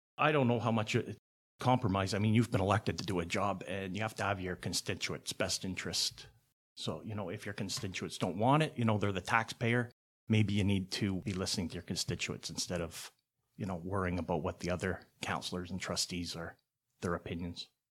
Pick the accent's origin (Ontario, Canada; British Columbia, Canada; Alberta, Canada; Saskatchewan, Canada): Ontario, Canada; Hamilton; I was born here in Hamilton, graduated from Sherwood Secondary. I went to Hope Ark and Sherwood, but graduated from Sherwood. Lived in Hamilton all my life.